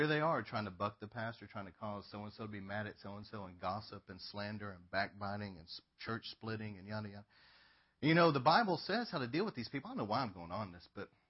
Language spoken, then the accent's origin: English; Northeast Texas, United States; I've been here my whole life